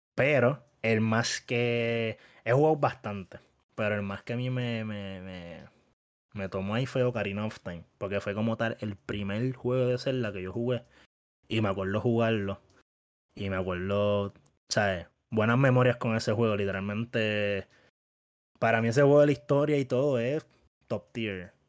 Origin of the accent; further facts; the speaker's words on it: Bayamón, Puerto Rico; todos somos de Bayamón, nos criamos en Bayamón